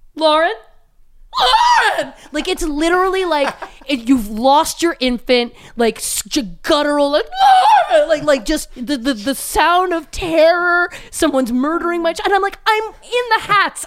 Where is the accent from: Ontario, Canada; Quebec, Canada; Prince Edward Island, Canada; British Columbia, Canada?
Ontario, Canada; Belleville; moved away as an adult; also born or lived in Toronto; now in Los Angeles, United States; my hometown, Belleville, Ontario, Canada